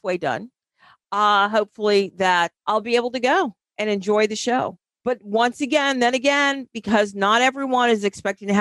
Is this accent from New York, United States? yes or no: yes; New York City, New York, United States; moved away; That's where I'm from. Right around the New York City area. It's my hometown